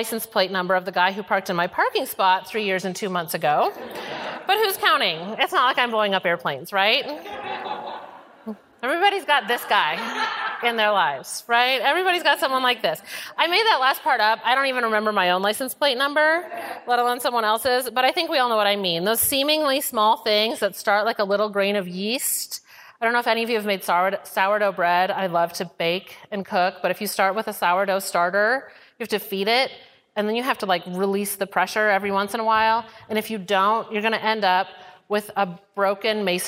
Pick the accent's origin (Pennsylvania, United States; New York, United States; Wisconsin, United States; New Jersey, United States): Wisconsin, United States; now in Houston, United States; I'm from Wisconsin originally